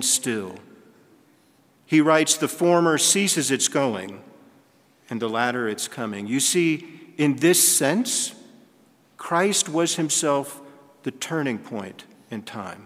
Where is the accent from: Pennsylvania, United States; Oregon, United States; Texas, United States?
Texas, United States; moved away; I'm from Texas, and anything below 85 is in the blue for me